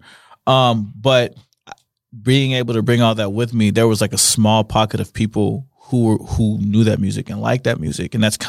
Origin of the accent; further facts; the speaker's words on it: St. Louis, Missouri, United States; moved away as an adult; also born or lived in Kansas City; now in Salt Lake City, United States; So I grew up in Missouri. I'm based out of Salt Lake, though. So I was born in Missouri, Kansas City. And Kansas City. I moved to St. Louis when I was 12.